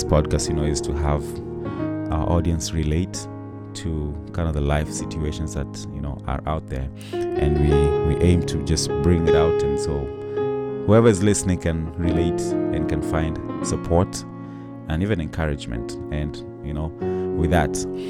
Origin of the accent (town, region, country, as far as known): Kenya; born or raised there; now in United States